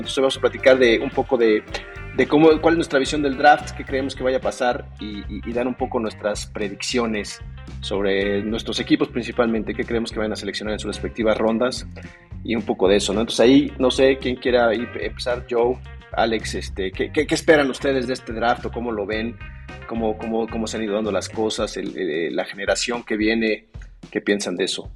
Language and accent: Spanish; Mexico City, Mexico; Estoy basado aquí en la Ciudad de México, soy originario de aquí.